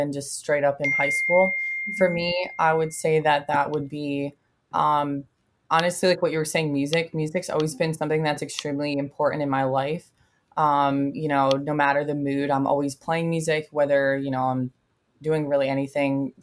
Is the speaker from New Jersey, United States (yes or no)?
yes; New Jersey, United States; I'm from New Jersey